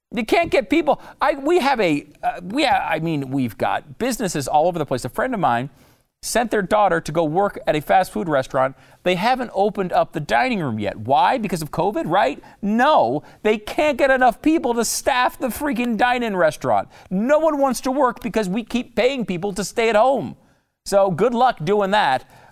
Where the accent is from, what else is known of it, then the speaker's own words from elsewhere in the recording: Connecticut, United States; also born or lived in New York; I was born in New York. I grew up in Connecticut